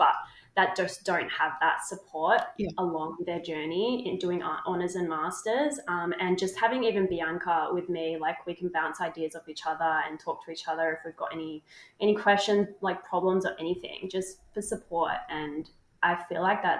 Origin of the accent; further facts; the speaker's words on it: Melbourne, Victoria, Australia; moved away as an adult; also born or lived in Townsville, Queensland; now in Hobart, Australia; I'm from Melbourne actually, but I went up to Townsville for my undergrad